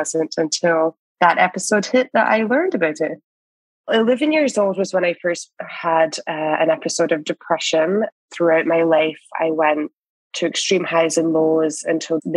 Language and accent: English; Scotland, United Kingdom; also born or lived in West Coast, Canada; now in Canada; I am a Scottish immigrant here in Canada